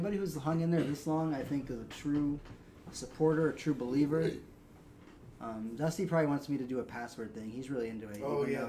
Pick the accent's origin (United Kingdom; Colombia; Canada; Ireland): Colombia; accent: Colombian; now in Columbus, United States; When I tell people I'm Colombian, the usual response I get in Ohio is...